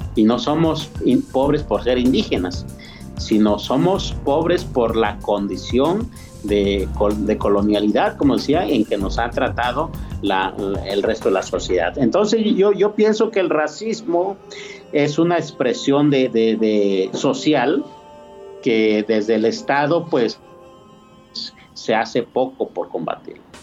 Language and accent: Spanish; Mixteca, Mexico; now in San Luis Potosí, Mexico; de los new savvy, de los mixtecos, de donde yo vengo